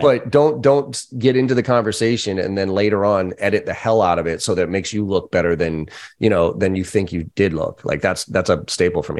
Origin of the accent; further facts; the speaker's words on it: Boston, Massachusetts, United States; growing up in Boston, we use that word